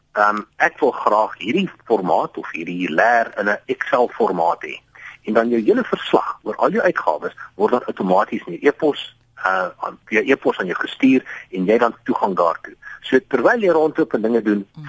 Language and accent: Afrikaans; Johannesburg, Gauteng, South Africa; moved away as an adult; now in Cape Town, South Africa; Ek is wel meer van Johannesburg